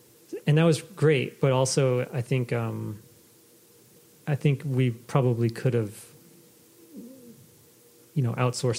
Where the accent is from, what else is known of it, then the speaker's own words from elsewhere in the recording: Maine, United States; moved away as an adult; also born or lived in Boston; I was born and raised in Maine.